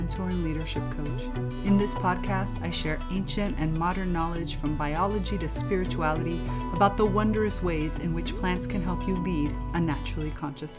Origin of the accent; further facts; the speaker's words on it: South Florida, United States; I grew up in South Florida